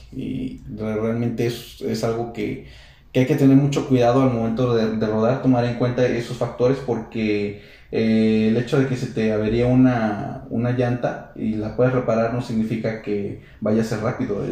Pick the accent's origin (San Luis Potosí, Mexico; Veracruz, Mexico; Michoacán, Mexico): San Luis Potosí, Mexico